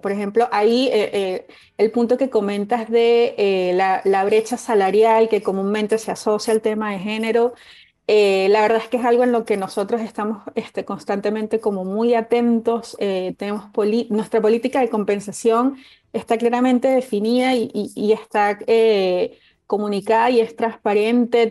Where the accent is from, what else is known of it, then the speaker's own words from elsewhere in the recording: Venezuela; moved away; en mi país de origen, en Venezuela